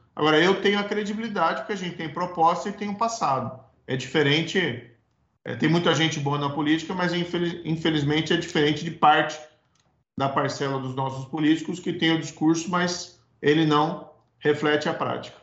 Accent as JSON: {"language": "Portuguese", "region": "Paraná", "country": "Brazil", "tie": "born or raised there", "said": "O Paraná é onde eu nasci, cresci, constituí família"}